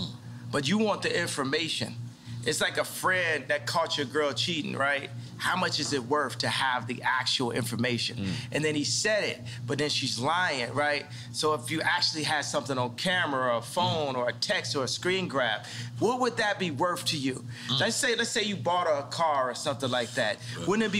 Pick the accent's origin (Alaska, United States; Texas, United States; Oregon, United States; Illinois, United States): Illinois, United States; Chicago; born or raised there; also born or lived in Atlanta, Georgia